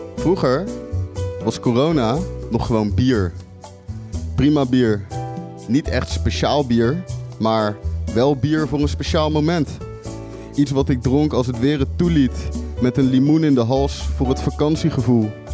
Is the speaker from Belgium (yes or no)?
no; Rotterdam, South Holland, Netherlands; Ik ben gewoon Rotterdammer